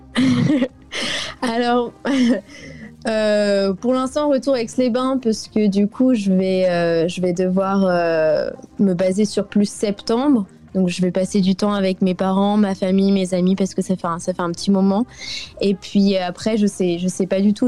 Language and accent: French; France; now in South Africa; en tant que Française